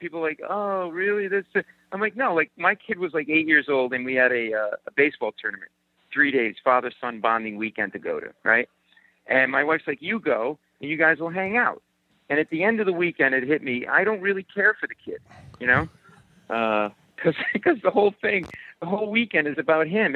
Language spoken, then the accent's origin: English; Rhode Island, United States; I grew up in Rhode Island. I'm a New England fan